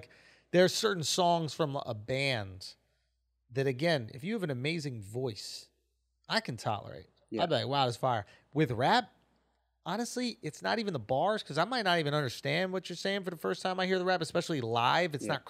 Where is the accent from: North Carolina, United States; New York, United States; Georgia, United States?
Georgia, United States; Atlanta; I'm from Atlanta. I don't got no tattoos.